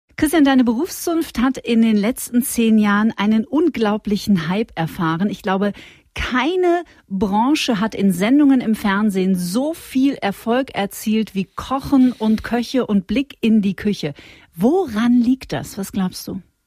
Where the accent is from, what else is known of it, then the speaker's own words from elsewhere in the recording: Witten, North Rhine-Westphalia, Germany; Ich bin aus Witten